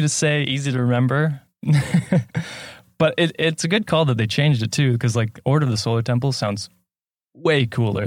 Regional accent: Canada; I'm from Canada

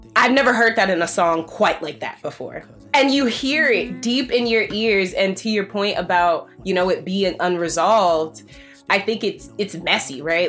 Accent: Chicago, Illinois, United States; now in Brooklyn, United States; I'm from Chicago

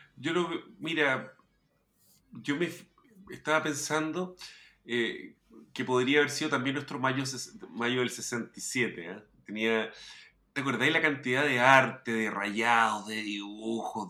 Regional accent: Chile; also born or lived in La Reina, Santiago; somos chilenos

